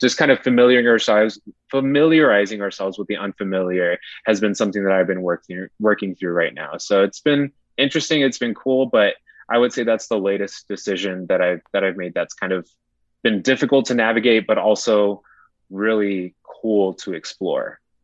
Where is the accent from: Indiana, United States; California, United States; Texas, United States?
Texas, United States; El Paso; moved away as an adult; also born or lived in San Marcos, Texas; my hometown of El Paso, Texas